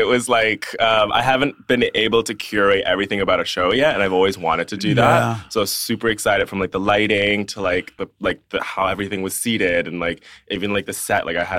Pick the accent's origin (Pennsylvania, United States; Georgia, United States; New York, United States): New York, United States; moved away as an adult; now in London, United Kingdom; So I was born and raised in New York. My family is from Hong Kong. And then I moved here in 2015 for uni.